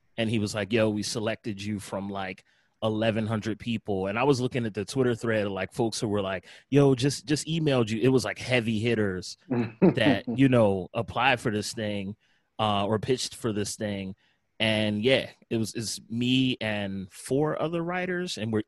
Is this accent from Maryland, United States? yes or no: no; Philadelphia, Pennsylvania, United States; I'm from Philly. I remember vividly what Philadelphia was like in the early and mid 90s, what our music scene was like.